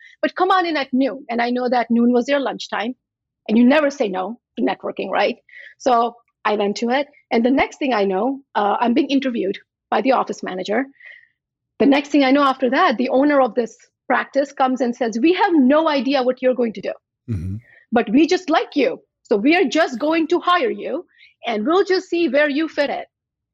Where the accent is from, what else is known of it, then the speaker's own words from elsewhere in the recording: U.S. Virgin Islands; also born or lived in India / New Jersey; now in Washington State, United States; I was born in India. I grew up in St. Thomas in the US Virgin Islands.